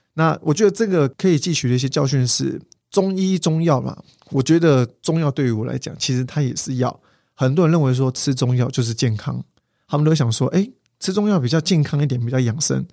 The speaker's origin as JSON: {"language": "Chinese", "region": "Kaohsiung", "country": "Taiwan", "said": "我是高雄人，那个时候我去大寮去念书"}